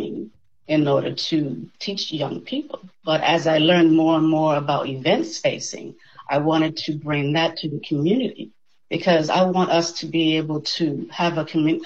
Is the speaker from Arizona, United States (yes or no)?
no; Boston, Massachusetts, United States; moved away as an adult; also born or lived in Cleveland, Ohio; now in Tallahassee, United States; I'm in the beantown of Boston, Massachusetts. I spent all my life there up to the age 30